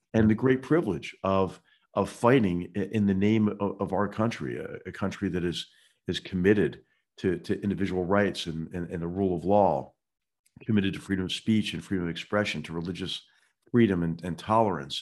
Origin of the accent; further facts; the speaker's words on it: Philadelphia, Pennsylvania, United States; moved away; my hometown of Philadelphia